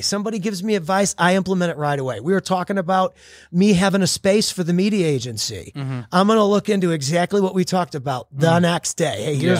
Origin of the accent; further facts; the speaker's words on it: Texas, United States; I usually say Southern Highlands because I'm from Texas.